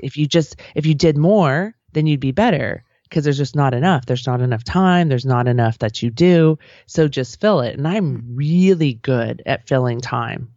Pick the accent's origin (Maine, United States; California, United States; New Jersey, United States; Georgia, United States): California, United States; outside of San Francisco; I grew up outside of San Francisco